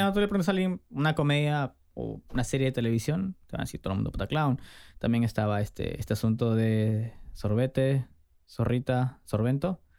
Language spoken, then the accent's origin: Spanish; Trujillo, La Libertad, Peru; Yo evidentemente soy de Trujillo